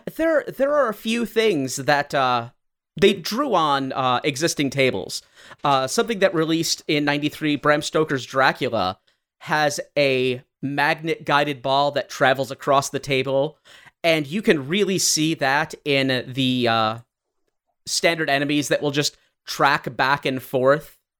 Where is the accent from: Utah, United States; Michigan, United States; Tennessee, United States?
Michigan, United States; we are from Michigan